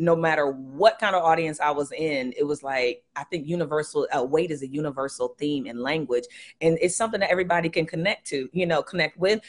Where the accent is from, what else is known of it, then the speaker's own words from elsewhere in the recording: Columbus, Ohio, United States; I'm from Columbus, Ohio